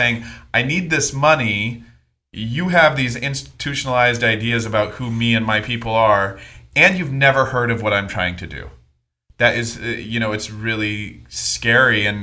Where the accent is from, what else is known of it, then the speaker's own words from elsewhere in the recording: Oregon, United States; I'm from Oregon.